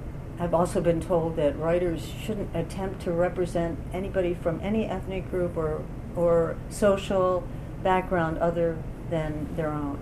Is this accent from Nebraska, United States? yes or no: no; Baltimore, Maryland, United States; moved away; also born or lived in West Virginia; I grew up in Baltimore, a city that's more than half black